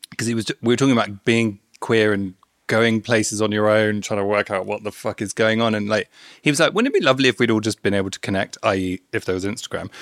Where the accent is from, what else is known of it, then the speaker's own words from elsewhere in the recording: London, United Kingdom; also born or lived in Bournemouth; I grew up in London, then I went down to Bournemouth